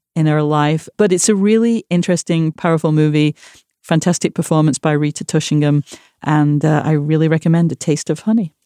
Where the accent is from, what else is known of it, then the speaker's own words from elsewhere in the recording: Manchester, North West England, United Kingdom; moved away; Manchester, my hometown